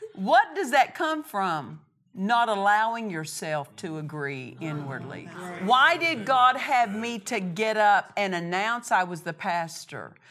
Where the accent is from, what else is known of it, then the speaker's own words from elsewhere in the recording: Oklahoma, United States; moved away as an adult; now in Murrieta, United States; I was from Oklahoma